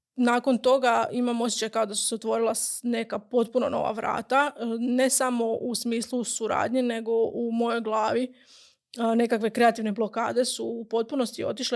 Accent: Gundinci, Brod-Posavina County, Croatia; moved away as an adult; also born or lived in Osijek; odrasla sam u Gundincima, u um, relativno malom selu blizu Slavonskog broda

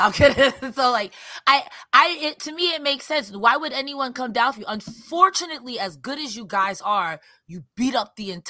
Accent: Winnipeg, Manitoba, Canada; I'm from Winnipeg. You idiot.

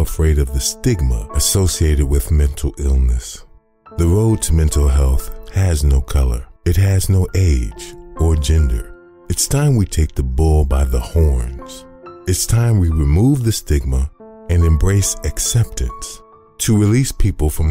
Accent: Chicago, Illinois, United States; growing up in the South Side of Chicago

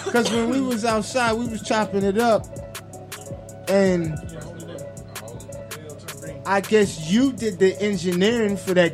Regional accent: New York, United States; moved away

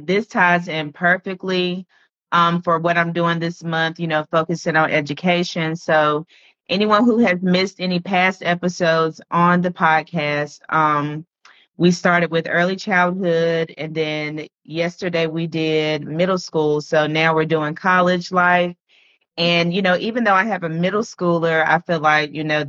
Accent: Washington, District of Columbia, United States; University of District of Columbia. Shout out to my hometown.

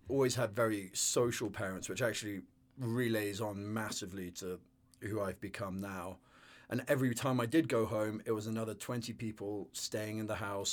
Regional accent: the north of England, United Kingdom; also born or lived in London; I grew up in northern England and uh, yeah, went to various boarding schools around in the countryside

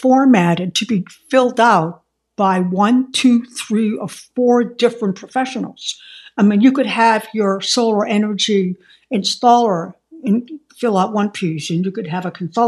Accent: Boston, Massachusetts, United States; I'm from Boston

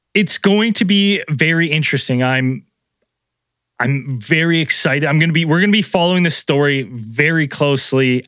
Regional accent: British Columbia, Canada; as a British Columbian

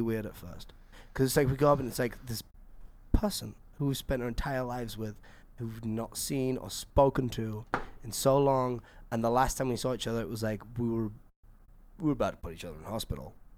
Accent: England, United Kingdom; I'm English

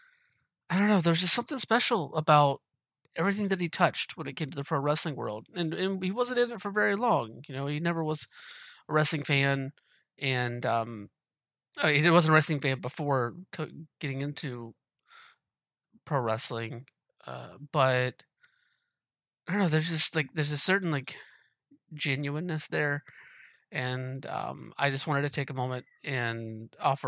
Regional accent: Moultrie, Georgia, United States; moved away; also born or lived in Pacific Northwest; I'm from Georgia originally

